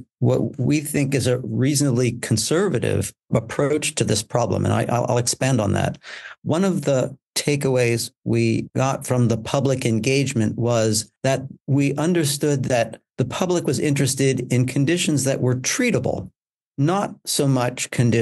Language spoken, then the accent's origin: English; United States; now in United Kingdom; I come from the United States, as my accent will clearly demonstrate